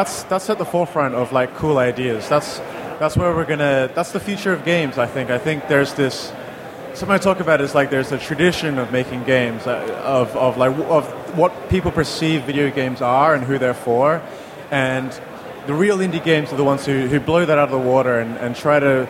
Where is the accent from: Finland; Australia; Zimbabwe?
Australia; moved away; also born or lived in China / London, United Kingdom; I'm from originally from Australia